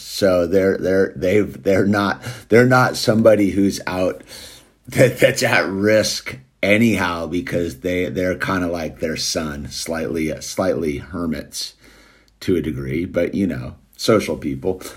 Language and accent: English; United States; also born or lived in Los Angeles; I'm an American